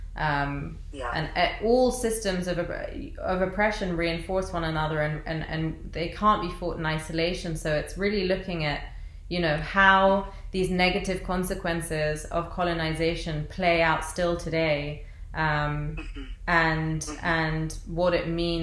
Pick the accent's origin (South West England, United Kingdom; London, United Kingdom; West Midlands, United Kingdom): London, United Kingdom; I was born and raised in London, England, and my parents are from Iraq